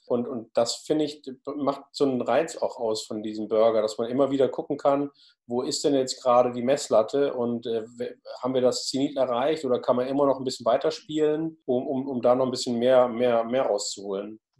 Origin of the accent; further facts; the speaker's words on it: Hamburg, Germany; als Hamburger